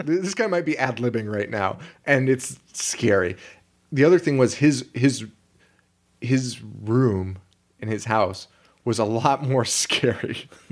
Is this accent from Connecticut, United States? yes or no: yes; Connecticut, United States; we're from Connecticut